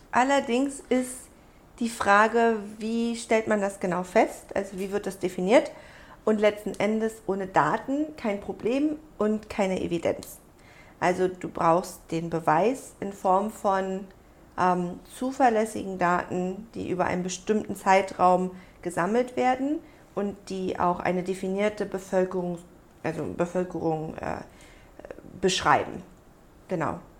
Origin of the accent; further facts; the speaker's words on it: Germany; ich bin ja groß geworden in Deutschland, aber mit einer koreanischen, äh, mit einem koreanischen Anteil. Also ich bin halb Koreanerin